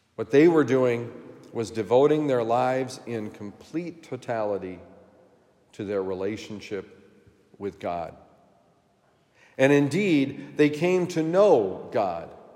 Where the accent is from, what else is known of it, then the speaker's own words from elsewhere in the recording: Vermont, United States; my home state of Vermont